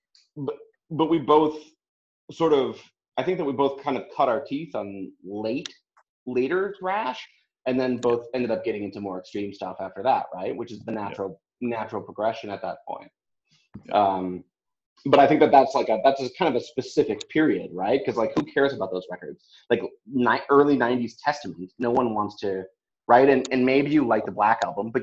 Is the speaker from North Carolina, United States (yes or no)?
no; Wisconsin, United States; we're both from kind of the same area. He's from Chicago and I'm from Wisconsin.